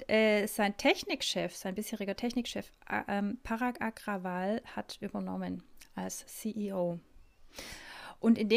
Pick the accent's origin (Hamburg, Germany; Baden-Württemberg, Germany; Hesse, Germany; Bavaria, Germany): Baden-Württemberg, Germany; Stuttgart